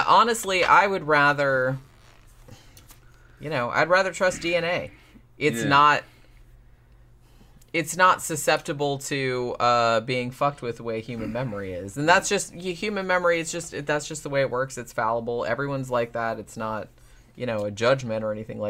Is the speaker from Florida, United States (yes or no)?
yes; Daytona Beach, Florida, United States; I grew up in Daytona